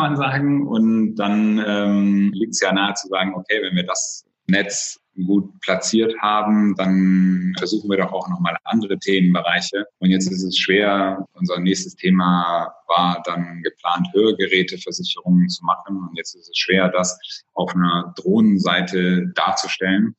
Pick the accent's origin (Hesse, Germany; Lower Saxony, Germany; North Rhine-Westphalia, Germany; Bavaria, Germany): Lower Saxony, Germany; Oldenburg-Bremen area; moved away as an adult; now in Cologne, Germany; Ich bin gebürtiges Nordlicht, komme also aus der Ecke Oldenburg-Bremen